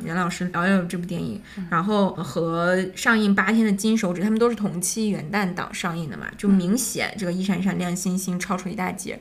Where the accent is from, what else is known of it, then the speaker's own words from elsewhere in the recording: Harbin, Heilongjiang, China; moved away; 我老家哈尔滨的某个区